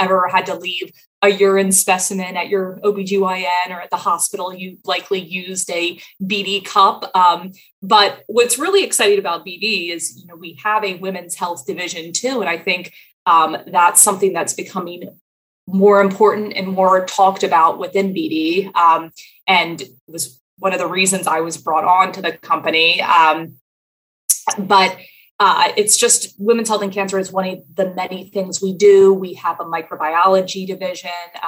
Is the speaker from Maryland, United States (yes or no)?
yes; Baltimore, Maryland, United States; moved away as an adult; also born or lived in Washington, D.C. / Arlington, Virginia / Philadelphia; I am from Baltimore, Maryland. I was born here 30 some years ago